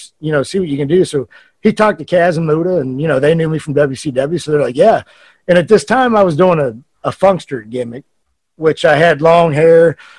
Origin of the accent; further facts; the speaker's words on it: United States; So, you know, I'm American, first time I've ever been to Japan.